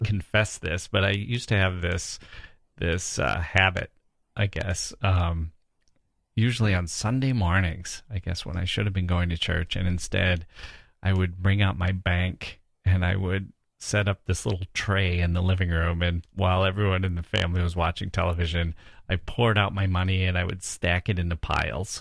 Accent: Wisconsin, United States; I grew up in Wisconsin in this small town

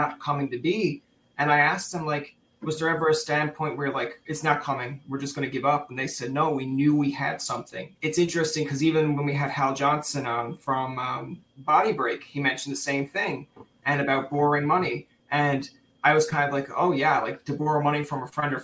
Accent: Newfoundland and Labrador, Canada; I am from Newfoundland originally.

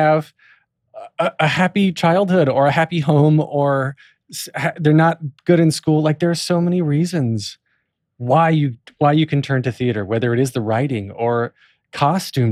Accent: North Carolina, United States; I grew up in North Carolina in a very Southern Baptist, every corner sort of town

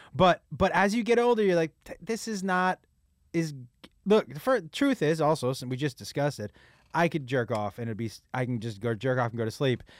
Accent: Massachusetts, United States; I grew up in Massachusetts

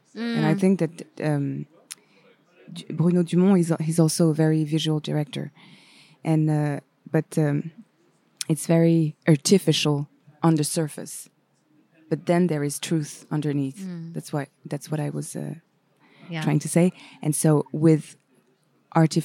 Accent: France; accent: French; first language French; English is a second language; also born or lived in Paris

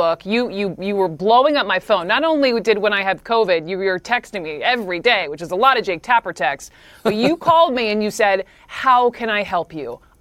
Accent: Georgia, United States; my home state of Georgia

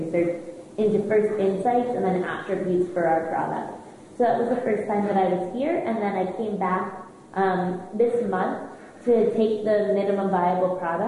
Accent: United States; accent: American; moved away as an adult; I'm sure you can hear in my accent that I'm American

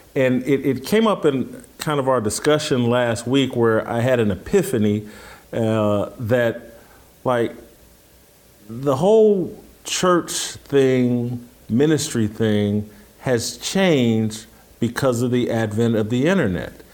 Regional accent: Indianapolis, Indiana, United States; moved away; the church that I grew up with in Indianapolis

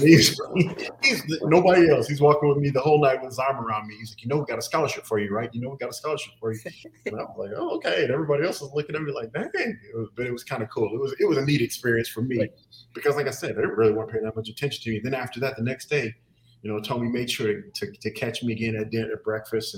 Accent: Los Angeles, California, United States; moved away as an adult; also born or lived in South Pasadena; I'm from Southern California. I went to school, Benjamin Franklin High School. It's in it's a place called Highland Park.

